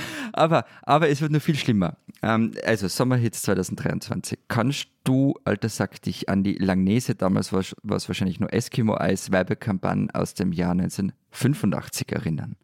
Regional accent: Austria; Ich bin Österreicher

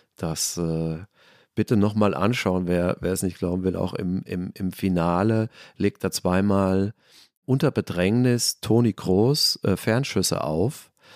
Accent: Germany; unser schönes Land

